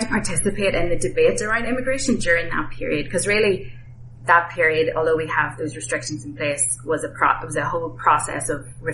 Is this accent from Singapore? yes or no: no; Ireland; moved away as an adult; also born or lived in Boston, United States; now in South Bend, United States; I was back in my home country of Ireland